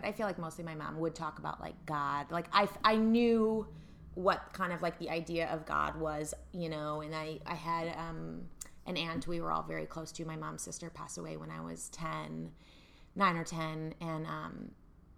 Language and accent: English; Evanston, Illinois, United States; now in New York City, United States; I grew up in Evanston, Illinois